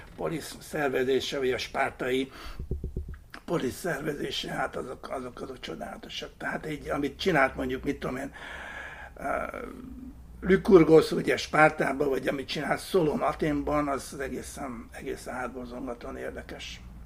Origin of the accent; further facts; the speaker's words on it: Hungary; mi nem amerikaiak vagyunk, hanem magyarok